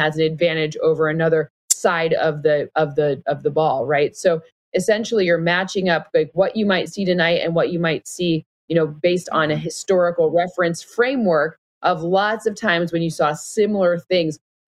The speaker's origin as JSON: {"language": "English", "region": "Michigan", "country": "United States", "tie": "born or raised there", "said": "I grew up in Michigan"}